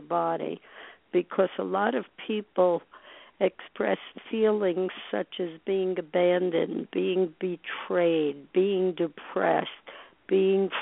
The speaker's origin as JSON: {"language": "English", "town": "New York City", "region": "New York", "country": "United States", "tie": "born or raised there", "said": "as a little girl growing up in Brooklyn"}